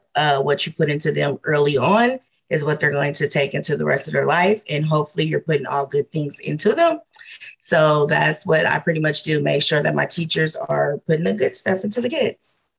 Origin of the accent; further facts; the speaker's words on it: Omaha, Nebraska, United States; i'm from omaha nebraska